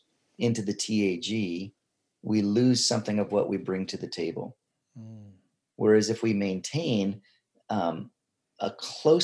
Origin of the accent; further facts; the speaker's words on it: United States; moved away as an adult; also born or lived in Tanzania; I come in as an American missionary